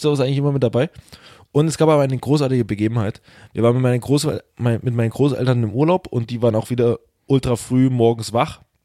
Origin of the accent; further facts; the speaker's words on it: Saxony, Germany; ich bin Sachse